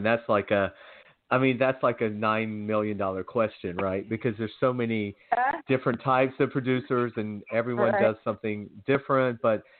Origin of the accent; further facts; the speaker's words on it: Georgia, United States; moved away as an adult; now in Los Angeles, United States; Well, I'm born and raised in Georgia, so I'm really tough on the accent